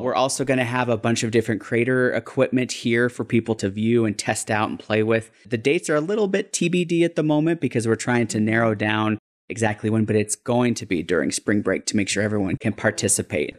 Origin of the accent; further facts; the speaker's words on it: Denver, Colorado, United States; I used to live maybe about a mile and a half from a library when I grew up in Denver